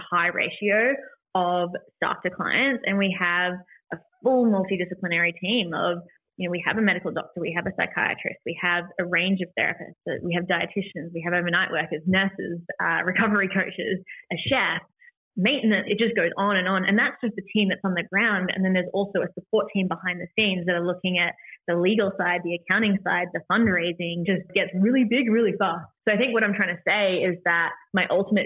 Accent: New Zealand; also born or lived in Los Angeles, United States; being a New Zealander and coming back to New Zealand after being in America in treatment

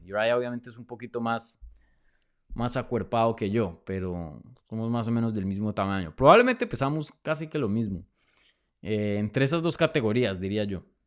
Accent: Bogotá, Bogotá Capital District, Colombia; moved away; Bogotá, mi tierrita, que la extraño mucho

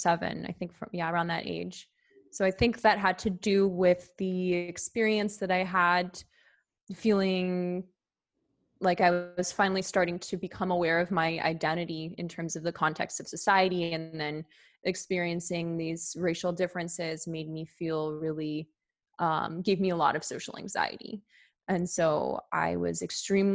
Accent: near San Francisco, California, United States; I grew up in a pretty affluent area, actually. So near San Francisco, California.

